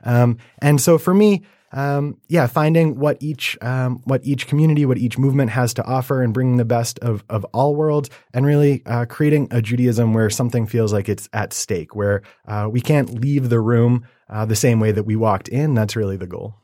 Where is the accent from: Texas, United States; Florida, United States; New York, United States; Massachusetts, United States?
Massachusetts, United States; North Shore of; also born or lived in Los Angeles; now in Detroit, United States; I am from the North Shore of Massachusetts